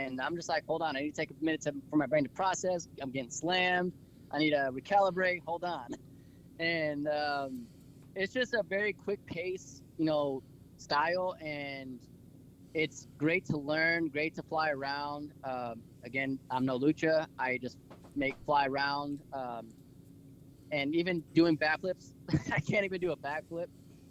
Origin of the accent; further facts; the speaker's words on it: Abilene, Texas, United States; we're all from the Abilene Sweetwater area.